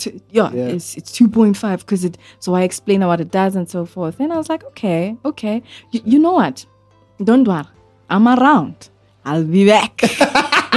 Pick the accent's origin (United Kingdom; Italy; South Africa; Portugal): South Africa; I'm a South African.